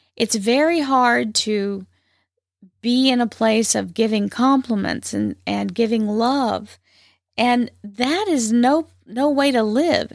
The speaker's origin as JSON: {"language": "English", "region": "the South", "country": "United States", "accent": "twang", "said": "I'm from the South, and so it has its own drawbacks. Uh, there's a little, sometimes there's a little twang in my voice"}